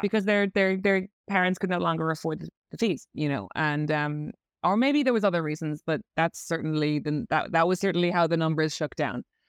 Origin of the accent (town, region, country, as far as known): Ireland; accent: Irish; moved away as an adult; now in London, United Kingdom